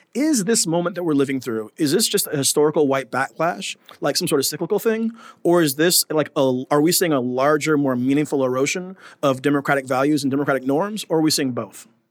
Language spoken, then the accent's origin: English; United States; moved away as an adult; now in Abu Dhabi, United Arab Emirates; as a Black American here in Abu Dhabi